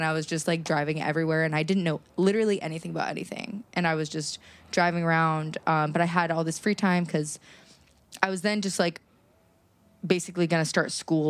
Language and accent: English; Pittsburgh, Pennsylvania, United States; now in New York, United States; I am from Pittsburgh, and I feel like kind of a small town girl.